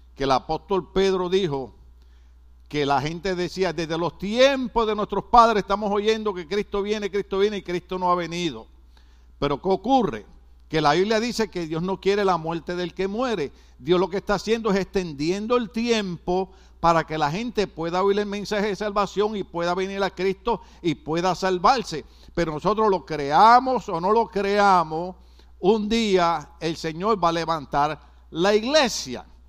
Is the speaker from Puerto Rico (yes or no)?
yes; Puerto Rico; yo soy boricua